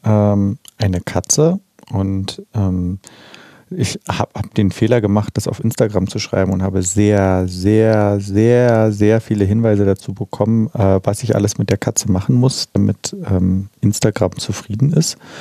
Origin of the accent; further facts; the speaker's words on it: Berlin, Germany; Sophienkirchhof, wo ich ja aufgewachsen bin in Mitte